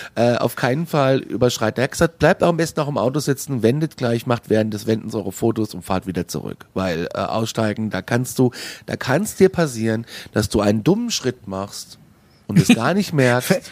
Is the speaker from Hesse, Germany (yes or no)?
yes; Frankfurt, Hesse, Germany; aus Frankfurt